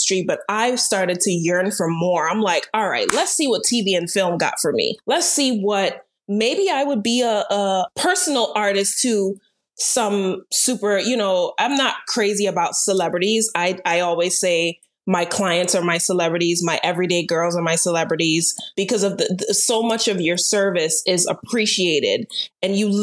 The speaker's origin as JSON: {"language": "English", "country": "Turks & Caicos Islands", "tie": "born or raised there", "moved": "as an adult", "lives_now": "Florida, United States", "said": "Mom and dad are Jamaican, but raised in Turks and Caicos for 17 years."}